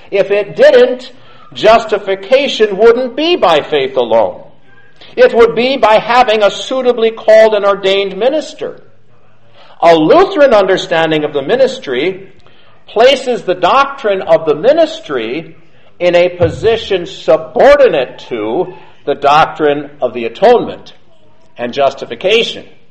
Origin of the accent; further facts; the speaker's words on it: United States; I'm an American.